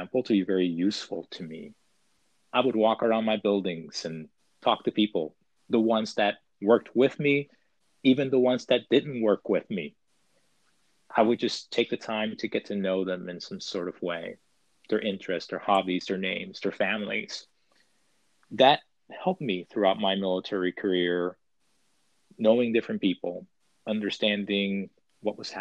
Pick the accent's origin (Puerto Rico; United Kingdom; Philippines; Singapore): Puerto Rico; moved away; growing up, I grew up in Puerto Rico